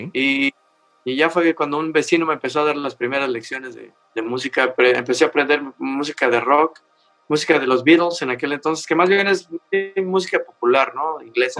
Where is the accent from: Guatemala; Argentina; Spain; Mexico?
Mexico; Mexico City; yo nací un 16 de diciembre de 1958 en la Ciudad de México. Ah, entonces, México Distrito Federal.